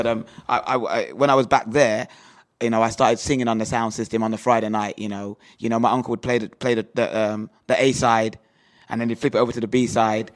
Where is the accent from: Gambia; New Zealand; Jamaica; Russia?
Jamaica; moved away as an adult; also born or lived in Birmingham, England; now in England; I was born in Birmingham, and when I was nine years old, I was um, sent to Jamaica to live with my grandmother